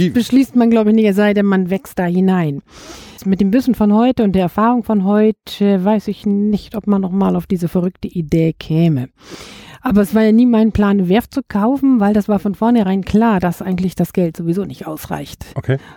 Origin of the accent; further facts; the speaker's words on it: Bremen, Germany; born there; Geboren in Bremen, Bremen-Nord